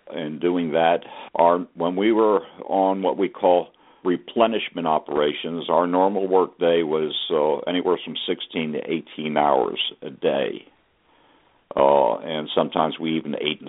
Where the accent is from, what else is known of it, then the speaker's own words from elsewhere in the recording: Philadelphia, Pennsylvania, United States; moved away as an adult; also born or lived in Bremerton, Washington; I was from Philadelphia